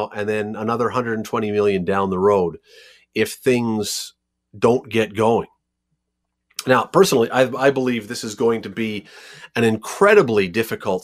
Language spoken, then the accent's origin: English; Canada; we are Canadian